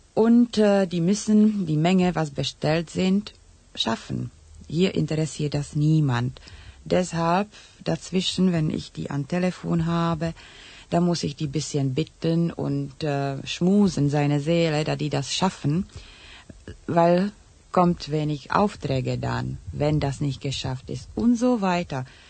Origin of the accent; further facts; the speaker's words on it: Czechia; first language Czech; German is a second language; now in Germany; in tschechischer Sprache, weil das meine Muttersprache ist.